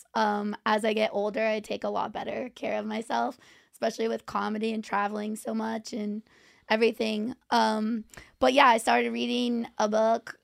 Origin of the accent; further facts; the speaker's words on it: Orange County, California, United States; also born or lived in New York; now in Los Angeles, United States; I'm from Orange County, California